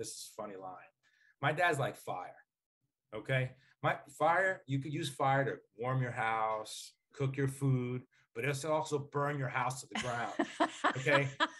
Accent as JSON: {"language": "English", "region": "Northeast", "country": "United States", "tie": "born or raised there", "accent": "New York or New Jersey", "said": "I grew up in the Northeast, and sometimes my New York or New Jersey accent comes out in some words, but mine's a lot more neutral than my dad's."}